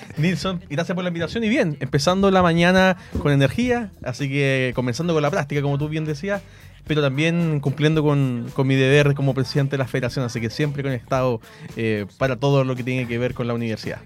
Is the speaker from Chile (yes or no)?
yes; Hualpén, Biobío, Chile; yo soy de Hualpén, eh, vivo en Hualpén